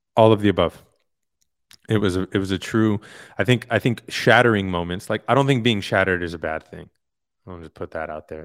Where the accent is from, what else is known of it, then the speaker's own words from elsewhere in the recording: New York City, New York, United States; moved away; also born or lived in Hollywood; I'm from Queens. I'm from a very diverse area in Queens